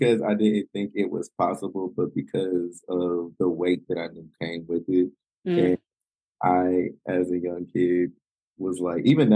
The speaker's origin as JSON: {"language": "English", "town": "Winston-Salem", "region": "North Carolina", "country": "United States", "tie": "born or raised there", "said": "I'm from Winston-Salem, North Carolina. So I'm from, I would say, a smaller town. I wouldn't say too small. I've seen smaller cities, but a smallish town. And I grew up in a space that everyone knew my family."}